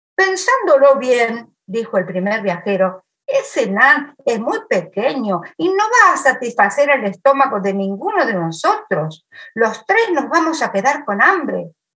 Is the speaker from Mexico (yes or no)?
no; Argentina; moved away; mi pueblo y muchos otros pueblos divididos por la vía del tren